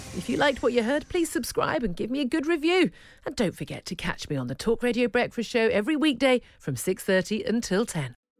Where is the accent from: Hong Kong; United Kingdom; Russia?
United Kingdom; we're British